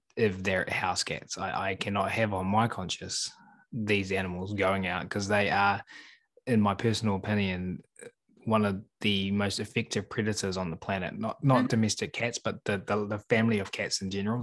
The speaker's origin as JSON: {"language": "English", "country": "New Zealand", "said": "I'm from New Zealand"}